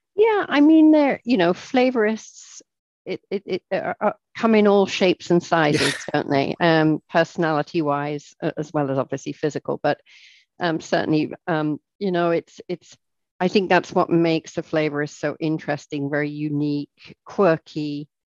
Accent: England, United Kingdom; moved away as an adult; now in United States; I'm English

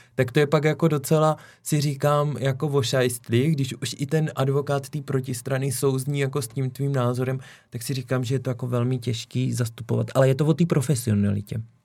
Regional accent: Šumperk, Olomouc Region, Czechia; moved away; z mého rodného kraje, okresní soud Šumperku

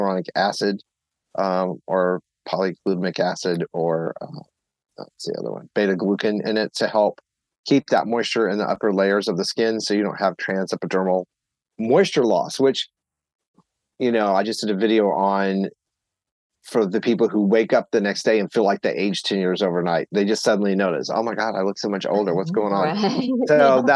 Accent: Texas, United States; moved away; also born or lived in Tennessee / Pennsylvania; I grew up in Texas and lived in Tennessee for a while

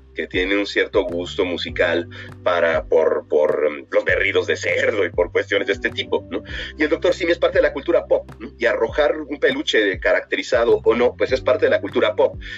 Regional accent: Mexico; nosotros como mexicanos

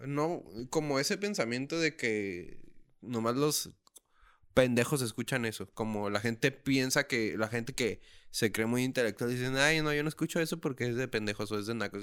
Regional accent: Tijuana, Baja California, Mexico; soy un tijuanense

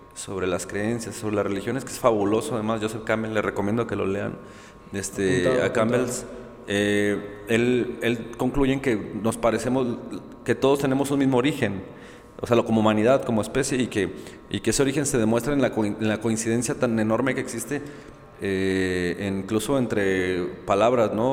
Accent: Guadalajara, Jalisco, Mexico; yo soy de aquí de Guadalajara

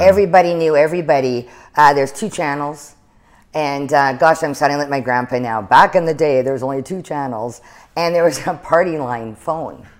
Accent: Lillooet, British Columbia, Canada; also born or lived in Chilliwack / Kitwanga / Prince George; was just born there and was raised in, um, Lillooet for a few years

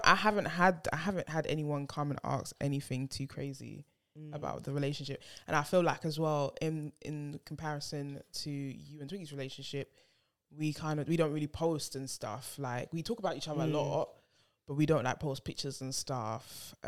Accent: London, United Kingdom; being from Hackney, being Ghanaian

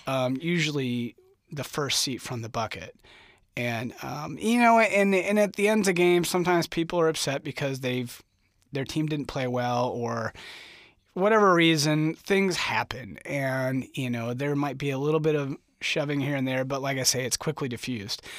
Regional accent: St. Charles, Missouri, United States; moved away as an adult; now in Lawrence, United States; I'm from Saint Charles, Missouri

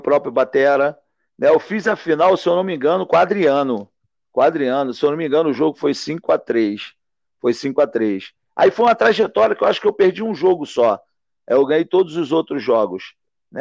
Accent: Valença, Rio de Janeiro, Brazil; que nós somos do interior, eu sou de Valença

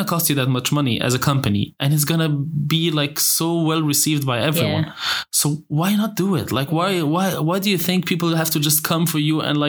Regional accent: Alexandria Governorate, Egypt; I'm from Alexandria

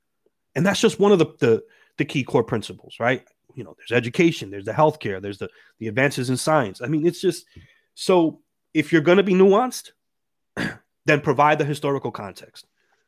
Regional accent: Dominican Republic; I'm from the Dominican Republic.

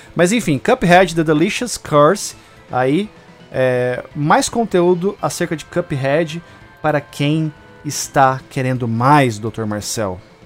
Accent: Brazil; a gente é brasileiro

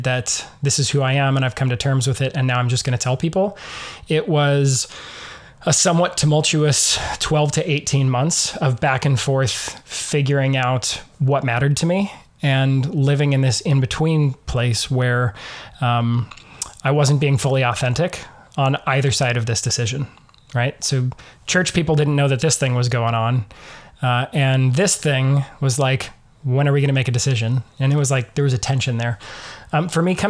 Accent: Eastern Washington, United States; I grew up in Eastern Washington in a fairly conservative evangelical

